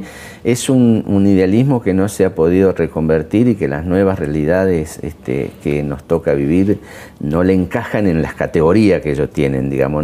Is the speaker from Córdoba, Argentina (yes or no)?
no; La Matanza, Buenos Aires Province, Argentina; Yo vengo de La Matanza, soy de ahí